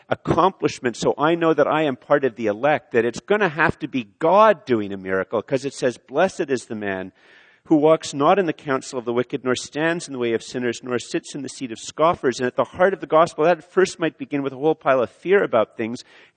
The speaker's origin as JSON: {"language": "English", "country": "Canada", "said": "I'm Canadian"}